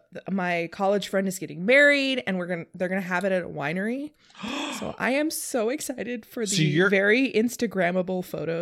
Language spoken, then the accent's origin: English; Temecula, California, United States; now in Toronto, Canada; It's that's actually my hometown. So when I lived there, it was a little town, but now I'm sure it's grown.